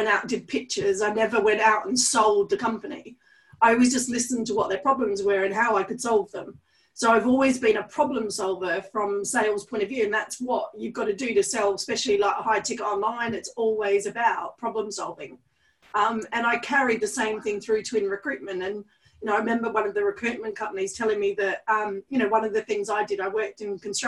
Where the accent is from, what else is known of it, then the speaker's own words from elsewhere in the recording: Australia; I'm Australian.